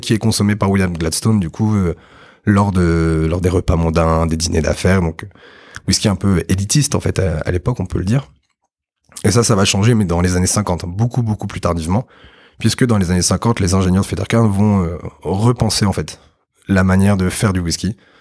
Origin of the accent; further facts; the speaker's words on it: Normandy, France; je suis normand à la base